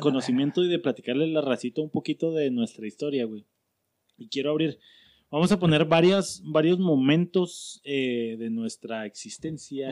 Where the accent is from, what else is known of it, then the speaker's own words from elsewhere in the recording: Mexico; como mexas